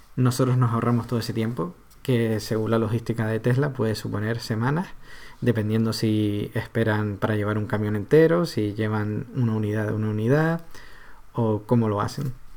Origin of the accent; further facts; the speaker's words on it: Canary Islands, Spain; somos los canarios